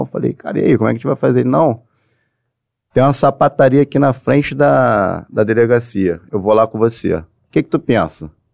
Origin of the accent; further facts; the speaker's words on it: Niterói, Rio de Janeiro, Brazil; Eu, eu sou de Niterói.